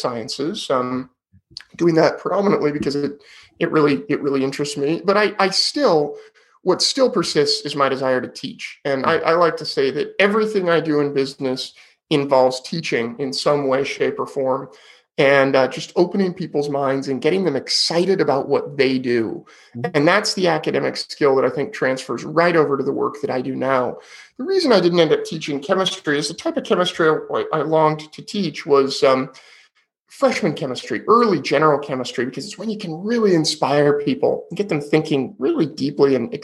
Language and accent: English; Sonoma County, California, United States; also born or lived in Davis, California; I grew up in Sonoma County, which is wine country in California